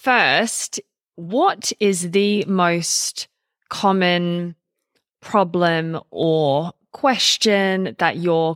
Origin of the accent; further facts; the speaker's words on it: Australia; also born or lived in United Kingdom; I grew up in Australia and England mix, and we just honestly don't have the same culture about speaking